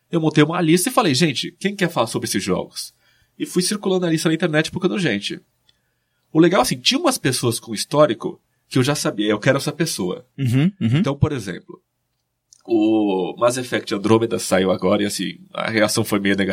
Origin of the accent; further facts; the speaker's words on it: Espírito Santo do Pinhal, São Paulo, Brazil; moved away; Eu sou de Espírito Santo